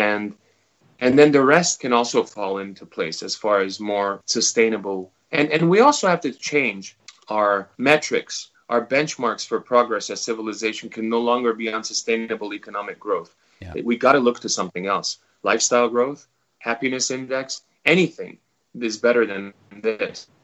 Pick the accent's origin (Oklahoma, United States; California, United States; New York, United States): California, United States; Los Angeles; moved away as an adult; now in New Zealand; my parents, my all my friends, and everyone I grew up with is in Los Angeles